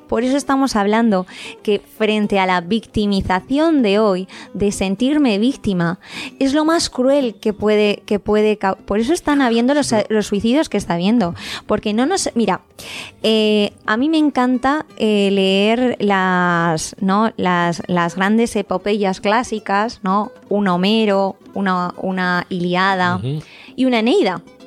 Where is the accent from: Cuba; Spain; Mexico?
Spain; Los que somos españoles